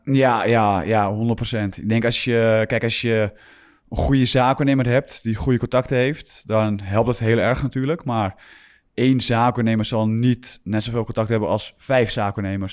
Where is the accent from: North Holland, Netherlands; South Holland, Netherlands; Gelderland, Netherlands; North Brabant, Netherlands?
North Holland, Netherlands; Grootschermer; moved away; also born or lived in Alkmaar / Utrecht; ik ben begonnen bij, bij GSV, niet, niet vergeten, in Groot Schermer